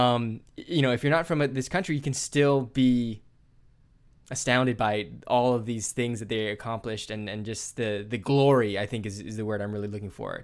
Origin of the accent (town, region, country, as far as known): United States